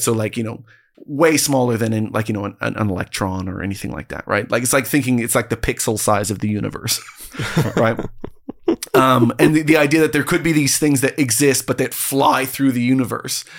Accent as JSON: {"language": "English", "country": "Canada", "said": "I'm a Canadian"}